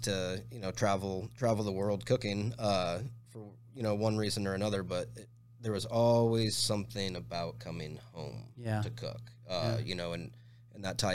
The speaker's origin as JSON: {"language": "English", "town": "Tempe", "region": "Arizona", "country": "United States", "tie": "born or raised there", "also_born_or_lived": "Chicago", "moved": "as an adult", "lives_now": "Phoenix, United States", "said": "I grew up in South Tempe"}